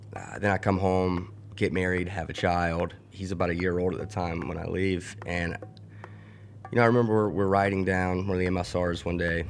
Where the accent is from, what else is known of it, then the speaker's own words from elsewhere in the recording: Mobile, Alabama, United States; moved away as an adult; now in Pittsburgh, United States; I grew up in Mobile, Alabama